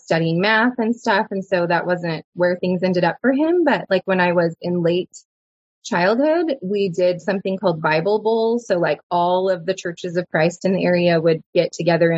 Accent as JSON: {"language": "English", "town": "Dallas", "region": "Texas", "country": "United States", "tie": "born or raised there", "said": "I grew up in Dallas. Dallas area. I was born in Dallas"}